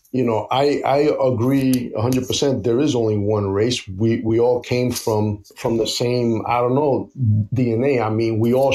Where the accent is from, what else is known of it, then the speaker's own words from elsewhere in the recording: United States; I am an American of Puerto Rican and Greek descent